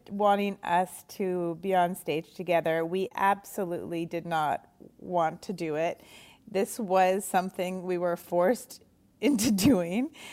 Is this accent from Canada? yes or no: yes; Montreal, Quebec, Canada; moved away as an adult; now in New York, United States; doing stand-up in, in Montreal where we're from.